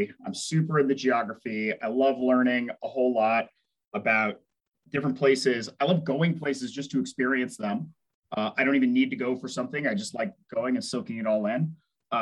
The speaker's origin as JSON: {"language": "English", "town": "Houston", "region": "Texas", "country": "United States", "tie": "born or raised there", "also_born_or_lived": "Alaska", "moved": "yes", "said": "I was raised in Houston, Texas"}